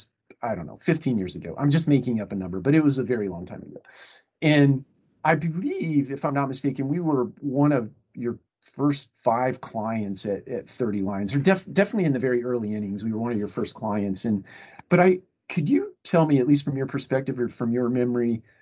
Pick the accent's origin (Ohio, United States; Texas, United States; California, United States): Ohio, United States; Marion; also born or lived in St. Louis; now in Atlanta, United States; I'm actually from Ohio, Marion, little town, little tiny